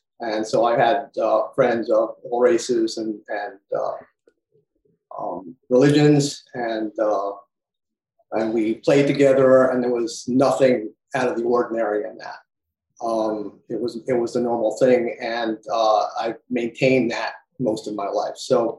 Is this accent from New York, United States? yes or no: yes; New York City, New York, United States; So I'm a native New Yorker. I grew up in the Bronx. I was in fifth grade when Kennedy was assassinated.